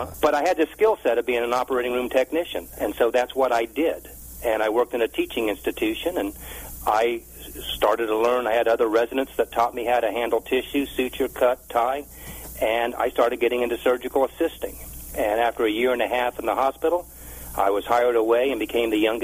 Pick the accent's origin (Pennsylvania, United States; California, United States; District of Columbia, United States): District of Columbia, United States; Washington; now in Raleigh, United States; Well, I was raised in Washington, D.C., and I live in Raleigh, North Carolina